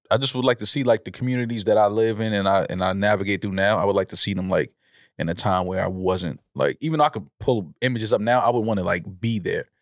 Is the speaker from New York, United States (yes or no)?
yes; New York City, New York, United States; growing up in the Bronx